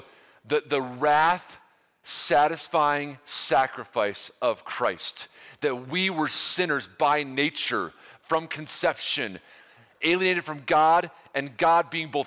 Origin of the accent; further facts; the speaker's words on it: Ohio, United States; I hail from Ohio a long time ago today, and here we are now.